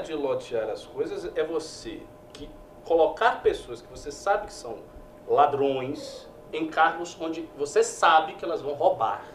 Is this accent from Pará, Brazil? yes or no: no; Bahia, Brazil; lá no meu estado, na Bahia